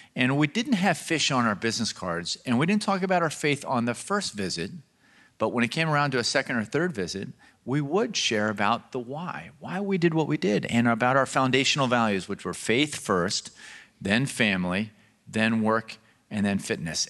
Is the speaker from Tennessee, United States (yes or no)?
no; Baltimore, Maryland, United States; I grew up in Baltimore, Maryland.